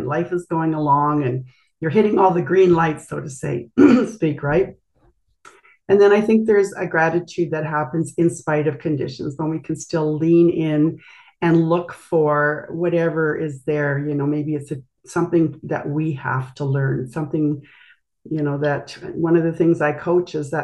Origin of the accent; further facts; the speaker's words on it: Brandon, Manitoba, Canada; I grew up actually in Brandon, Manitoba, and have spent my life in Canada